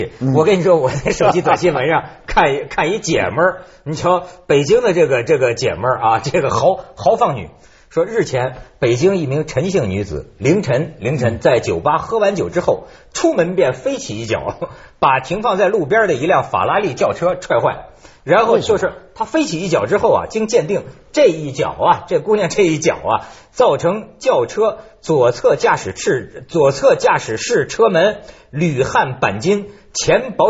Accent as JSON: {"language": "Chinese", "country": "China", "said": "我作为一个大陆人民哈，我我现在就发现啊，我我也了解中国的这个难处。"}